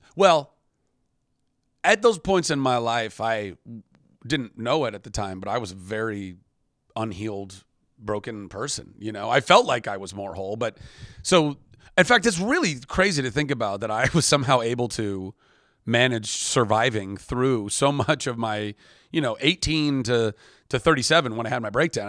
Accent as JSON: {"language": "English", "country": "United States", "said": "the American"}